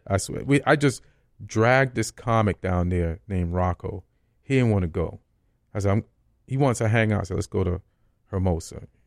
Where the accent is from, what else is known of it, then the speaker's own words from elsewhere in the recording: Saint Catherine, Jamaica; also born or lived in Spanish Town, Jamaica / Old Harbour, Jamaica / New York, United States; now in Los Angeles, United States; I grew up a lot in Saint Catherine